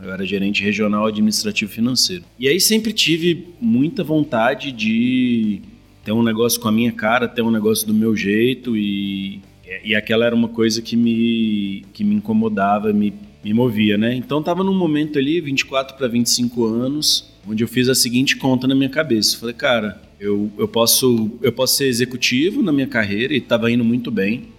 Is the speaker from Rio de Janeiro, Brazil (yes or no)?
no; Brasília, Federal District, Brazil; Eu sou nascido e criado em Brasília